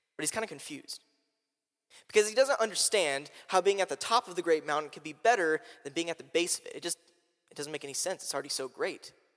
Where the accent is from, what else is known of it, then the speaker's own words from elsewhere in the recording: Indianapolis, Indiana, United States; moved away; I'm from Indianapolis, Indiana